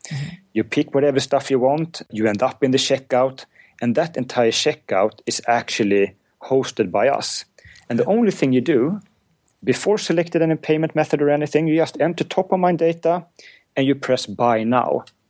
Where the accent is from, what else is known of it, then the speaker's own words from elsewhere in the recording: Uppsala, Uppsala County, Sweden; I'm from Uppsala, which is uh, about an hour north of Stockholm